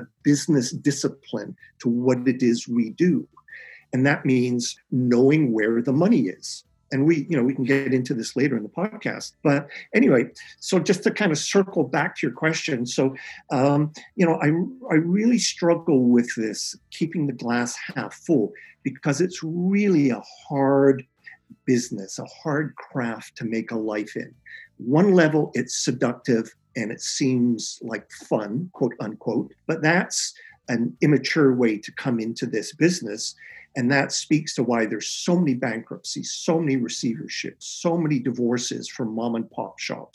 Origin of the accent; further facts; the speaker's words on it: Calgary, Alberta, Canada; moved away as an adult; also born or lived in Edmonton / Toronto; I come from Calgary, and I was at the U of A in Edmonton